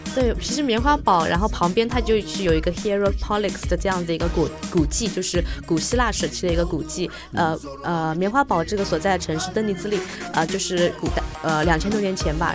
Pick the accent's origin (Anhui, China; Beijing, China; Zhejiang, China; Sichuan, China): Zhejiang, China; Hangzhou; 我的家乡，呃，杭州阜阳，就有永安山滑翔地